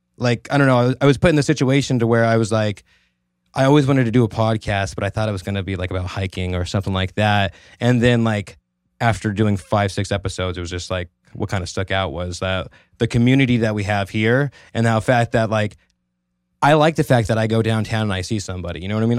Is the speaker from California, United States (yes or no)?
yes; Merced, California, United States; also born or lived in Turlock; I was born and raised in Merced